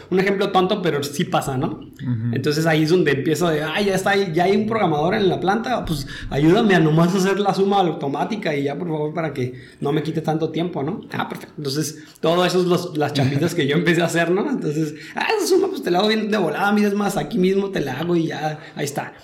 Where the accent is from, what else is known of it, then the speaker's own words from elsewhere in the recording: Tijuana, Baja California, Mexico; also born or lived in Sinaloa / Puebla / Guadalajara; yo nací en Abulato. ¿En en Abulato, ahí en Sinaloa. Y, pero desde chiquito me vine por acá para Tijuana